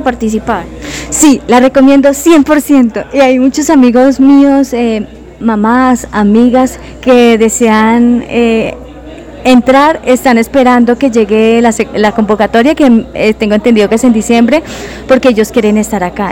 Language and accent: Spanish; Saravena, Arauca, Colombia; moved away as an adult; now in Pereira, Colombia; yo soy de Saravena, Arauca.